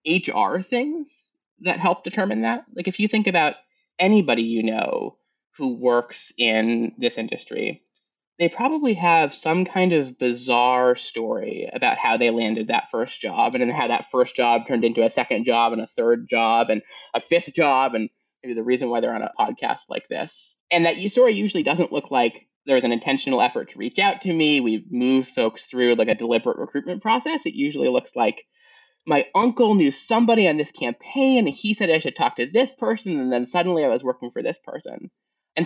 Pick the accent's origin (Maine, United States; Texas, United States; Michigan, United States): Maine, United States; Portland; I grew up in Portland, Maine. So not like real Maine